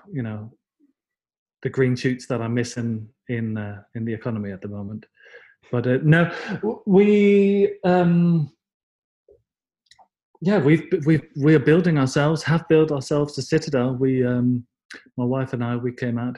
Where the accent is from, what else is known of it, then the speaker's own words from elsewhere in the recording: Denmark; I'm from Denmark, and as I said, grew up in the sort of early 80s